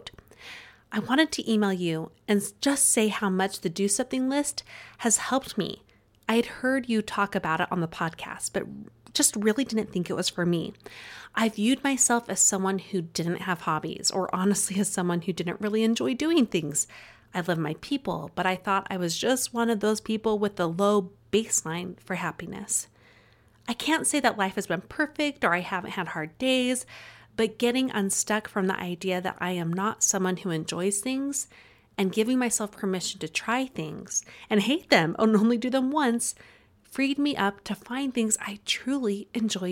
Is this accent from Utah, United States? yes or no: yes; Utah, United States; accent: Utah; my Utah accent